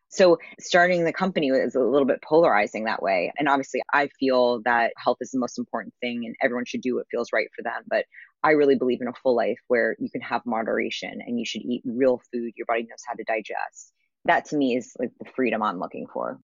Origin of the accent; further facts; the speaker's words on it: New York City, New York, United States; I grew up in New York City